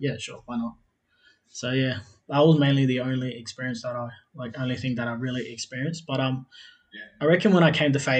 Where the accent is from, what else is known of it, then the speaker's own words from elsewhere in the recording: South Australia, Australia; also born or lived in Adelaide; now in Melbourne, Australia; I'm originally from South Australia. I currently live in Melbourne. I was born in Adelaide, but I was raised out on a country. I was raised out on a country town called Sojourner. So I grew up in one of those small communities, like basically a mission, which was called Coonabarra.